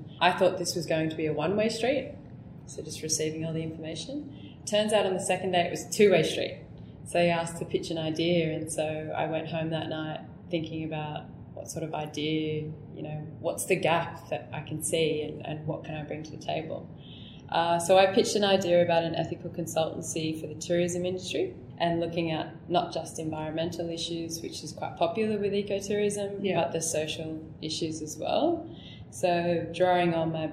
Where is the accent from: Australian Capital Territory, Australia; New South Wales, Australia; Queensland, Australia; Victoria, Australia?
New South Wales, Australia; Newcastle; moved away as an adult; also born or lived in Canberra; I grew up in Newcastle